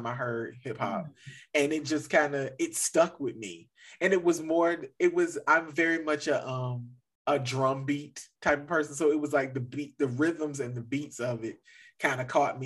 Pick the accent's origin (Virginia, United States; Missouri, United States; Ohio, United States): Virginia, United States; Southeast; I'm from Southeast Virginia. This is pretty much country.